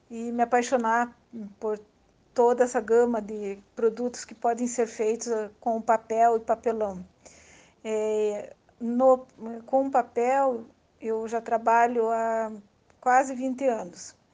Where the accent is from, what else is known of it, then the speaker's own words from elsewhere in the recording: Curitiba, Paraná, Brazil; sou de Curitiba, Paraná.